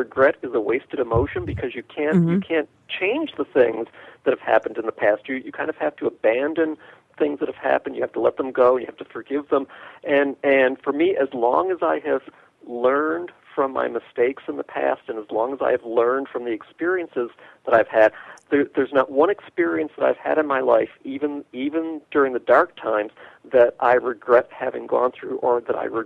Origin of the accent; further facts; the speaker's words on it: New York, United States; moved away; I'm from New York